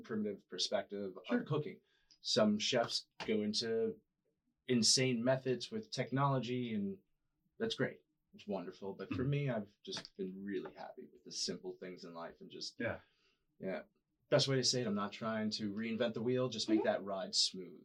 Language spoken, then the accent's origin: English; New York City, New York, United States; moved away as an adult; also born or lived in Boston; now in San Diego, United States; I grew up in New York City